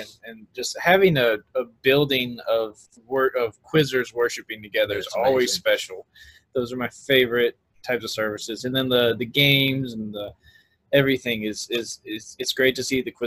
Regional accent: Pineville, Louisiana, United States; that's where I grew up in Louisiana, in Pineville, which is really close to Alexandria

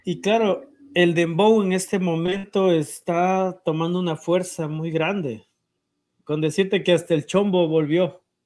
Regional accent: Ecuador; nosotros como ecuatorianos

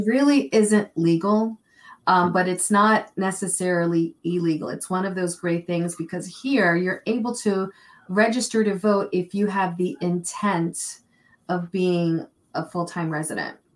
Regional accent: New York City, New York, United States; moved away; also born or lived in Vermont; I was born and raised in New York City

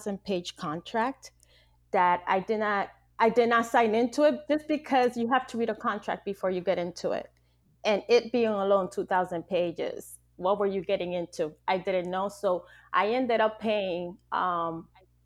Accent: Dominican Republic; moved away; I come from the Dominican Republic, and I am from a tribe

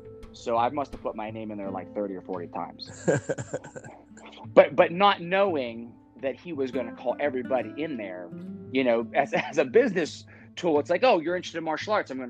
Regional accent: Northeast Ohio, United States; growing up in Northeast Ohio, football is like the thing

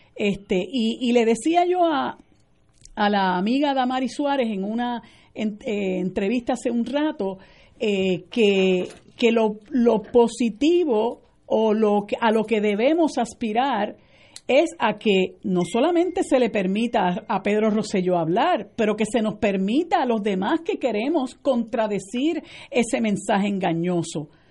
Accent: Puerto Rico; Nosotros somos un pueblo sometido, ocupado, intervenido, somos un territorio de los Estados Unidos.

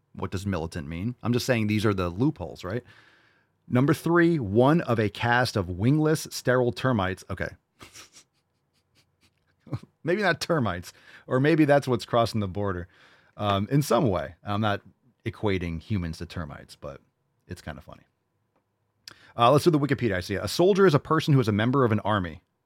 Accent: New York City, New York, United States; moved away; I was born in New York City

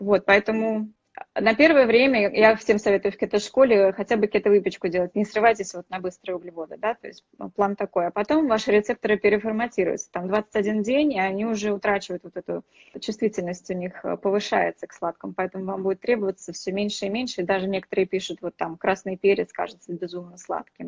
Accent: Saint Petersburg, Russia; Я тоже из Питера, так что мы с вами землячки

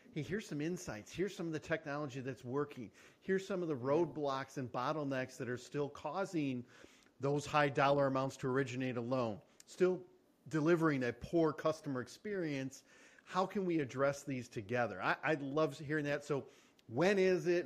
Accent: Michigan, United States; We're both from Michigan.

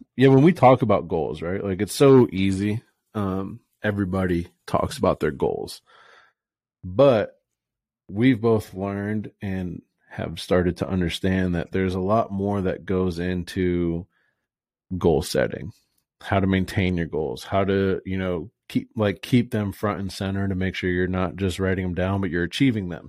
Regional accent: Fort Myers, Florida, United States; moved away as an adult; now in Boise, United States; born and raised in Florida, Fort Myers, Naples area.

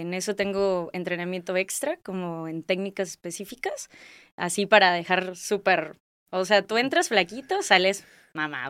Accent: Guadalajara, Jalisco, Mexico; moved away as an adult; also born or lived in Colima / Torreón; now in Tijuana, Mexico; soy de Guadalajara, Jalisco, eh, Tapatía

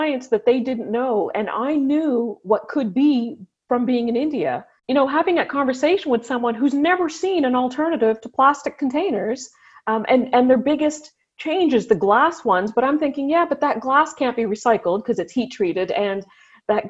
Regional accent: Ottawa, Ontario, Canada; I grew up here in Ottawa

